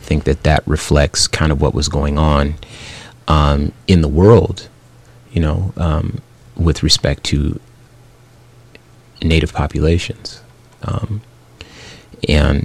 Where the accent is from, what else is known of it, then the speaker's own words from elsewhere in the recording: Phoenix, Arizona, United States; growing up in Phoenix, Arizona